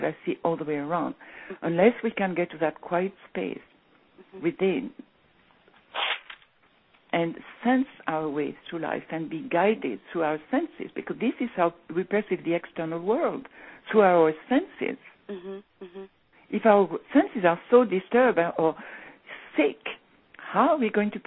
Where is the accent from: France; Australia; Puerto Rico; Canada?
France; moved away as an adult; also born or lived in England; when I came back to my hometown when I was 15